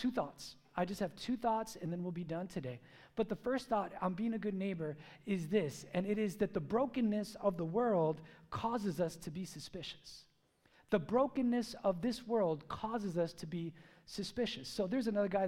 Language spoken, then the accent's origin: English; United States; I was born here. I'm a gringo, riqueño